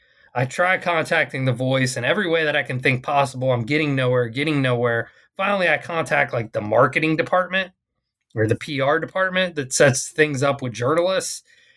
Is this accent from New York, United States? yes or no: no; Arlington, Texas, United States; it came to my hometown. So Arlington, Texas is the place kind of in the Dallas-Fort Worth Metroplex